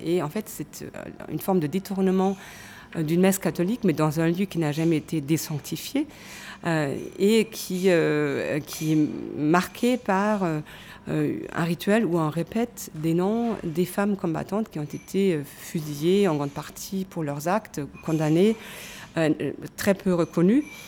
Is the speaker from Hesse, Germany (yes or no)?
no; Cologne, North Rhine-Westphalia, Germany; moved away; ma ville natale, Cologne